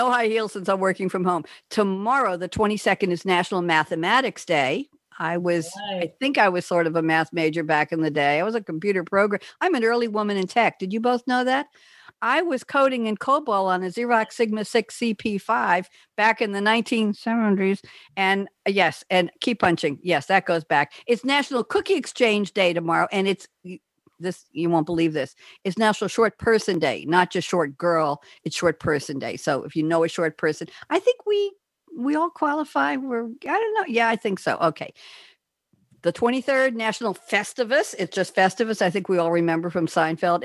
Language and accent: English; New York, United States; moved away; I'm a New Yorker